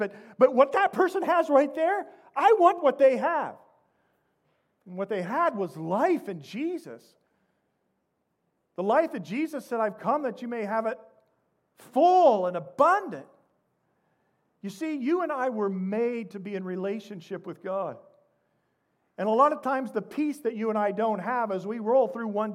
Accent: Midwest, United States; moved away; also born or lived in Indianapolis, Indiana; I come from the Midwest.

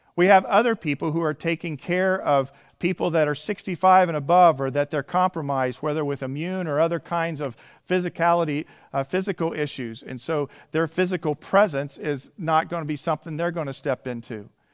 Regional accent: Indiana, United States; moved away; my home state that I come from originally is Indiana

